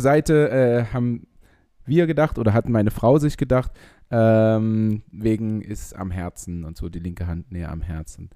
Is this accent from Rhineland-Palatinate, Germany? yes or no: no; Leipzig, Saxony, Germany; ich als Leipziger